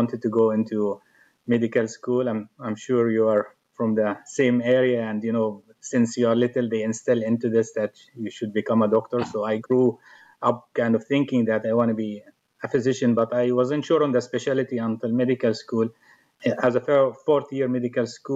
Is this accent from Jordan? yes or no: yes; Jordan; moved away as an adult; now in United States; I'm originally from Jordan. I came to the U.S. in 2004.